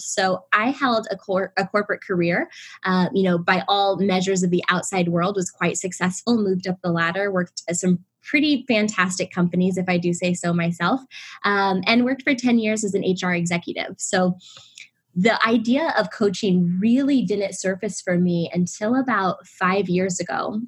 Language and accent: English; Illinois, United States; moved away as an adult; also born or lived in Indianapolis, Indiana; now in Los Angeles, United States; I was born and raised in the Midwest in Illinois.